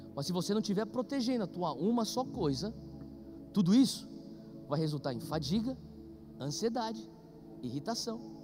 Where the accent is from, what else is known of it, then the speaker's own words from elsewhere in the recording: Brazil; a gente é brasileiro